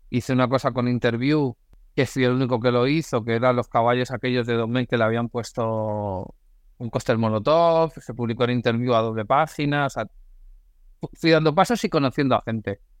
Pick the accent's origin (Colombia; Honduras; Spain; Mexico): Spain; Galicia; also born or lived in Madrid; yo soy gallego, nacido en Madrid, pero me considero gallego, de hacer varias rutas fotográficamente en Galicia.